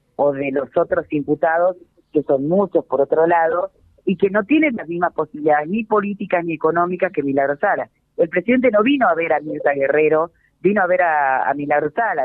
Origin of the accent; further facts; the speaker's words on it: Jujuy, Argentina; Jujuy somos todos este, oscuros